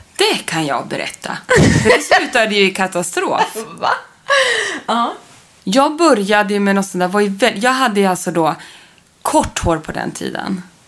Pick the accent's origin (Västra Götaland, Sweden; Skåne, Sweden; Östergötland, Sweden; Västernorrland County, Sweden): Västernorrland County, Sweden; Sundsvall; i mitt barnrum, eller flickrum om man mm. kallar det så, hemma i Sundsvall